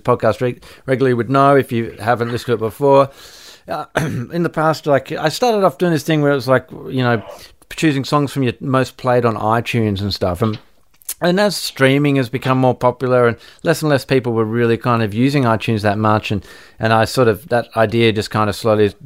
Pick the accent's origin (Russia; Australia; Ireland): Australia; living in Australia and growing up in Australia